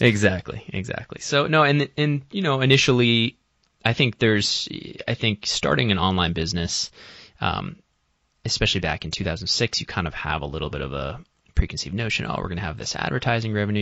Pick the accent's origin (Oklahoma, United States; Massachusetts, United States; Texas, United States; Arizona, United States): Massachusetts, United States; Boston; I'm originally from the Boston area. I grew up in Massachusetts my whole life